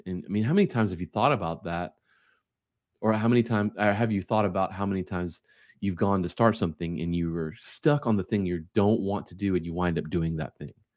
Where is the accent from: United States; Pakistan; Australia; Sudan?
United States; as an American, we work five days a week